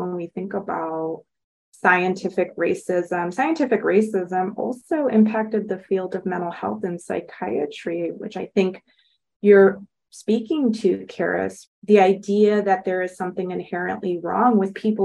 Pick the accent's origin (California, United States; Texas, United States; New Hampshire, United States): California, United States; Los Angeles; I grew up in Los Angeles.